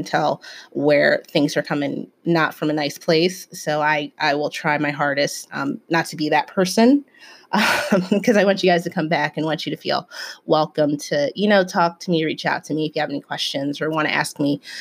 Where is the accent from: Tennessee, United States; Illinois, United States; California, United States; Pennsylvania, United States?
Pennsylvania, United States; Philadelphia; also born or lived in Germantown, Philadelphia; I'm from West Philly